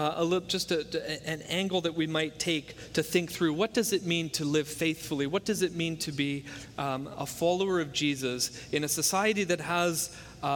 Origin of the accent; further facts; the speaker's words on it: Hamilton, Ontario, Canada; it's from my hometown